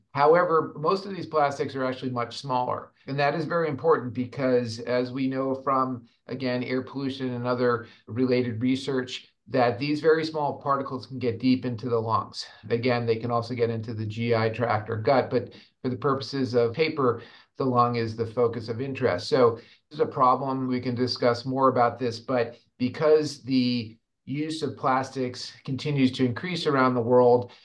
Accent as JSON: {"language": "English", "region": "Rhode Island", "country": "United States", "tie": "born or raised there", "said": "my home state of Rhode Island"}